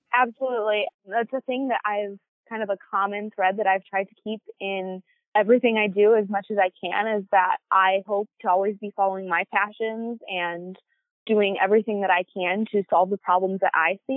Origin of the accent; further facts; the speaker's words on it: Cass City, Michigan, United States; my hometown of Cass City